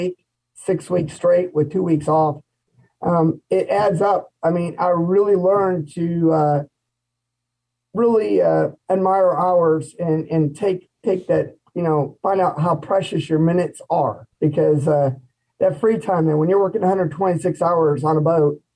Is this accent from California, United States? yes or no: no; Louisville, Ohio, United States; moved away as an adult; also born or lived in Canton, Ohio / Pennsylvania; now in Texas, United States; I was born in Canton, Ohio. Actually, I'm from the Constitution town of Louisville, Ohio. Is actually where I graduated from high school in St. Thomas